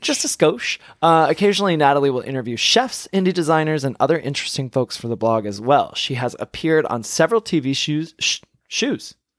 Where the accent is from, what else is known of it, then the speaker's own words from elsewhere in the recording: Michigan, United States; moved away; I'm from Michigan originally